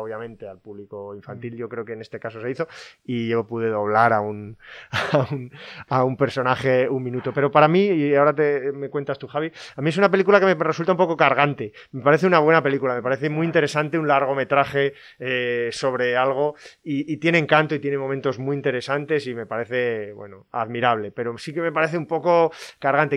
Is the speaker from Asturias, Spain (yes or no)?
yes; Gijón, Asturias, Spain; yo que soy hijo de Gijones, además y que mi padre jugó en el Sporting